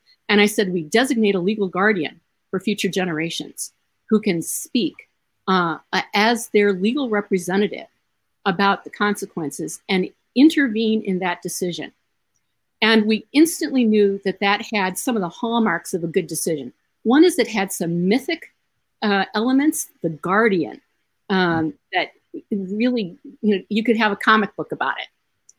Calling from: Iowa, United States; I want to mention that I'm speaking from Iowa.

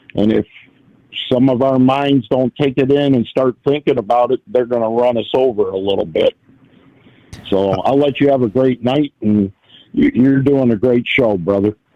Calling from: Detroit, Michigan, United States; I'm calling out of Detroit.

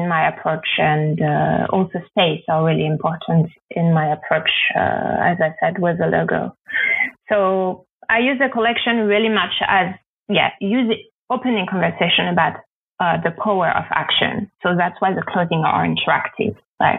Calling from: Berlin, Germany; From my studio flat in Berlin, Germany.

